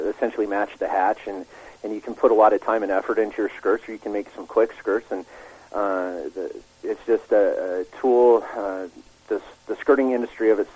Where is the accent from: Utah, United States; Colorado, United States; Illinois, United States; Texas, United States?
Colorado, United States; spent my entire life growing up in Colorado, in the mountains of Colorado.